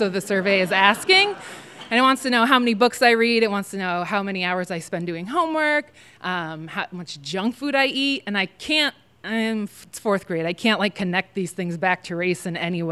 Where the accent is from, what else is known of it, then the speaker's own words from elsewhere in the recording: New England, United States; my hometown is like very white and kind of racist for being in New England